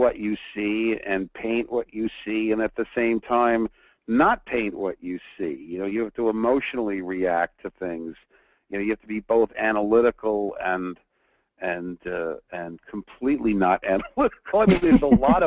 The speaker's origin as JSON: {"language": "English", "region": "New York", "country": "United States", "tie": "born or raised there", "moved": "yes", "lives_now": "Southern California, United States", "said": "I'm from New York, so I grew up driving in snow. But then now I live in Southern California"}